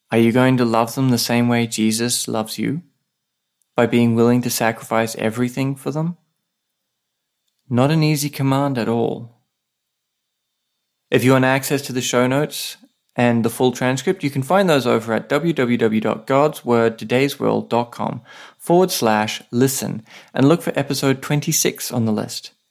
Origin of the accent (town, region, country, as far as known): Australia; now in Saipan